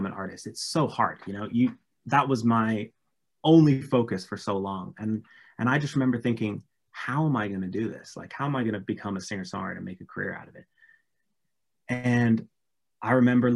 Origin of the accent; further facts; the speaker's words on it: England, United Kingdom; now in Los Angeles, United States; as a Brit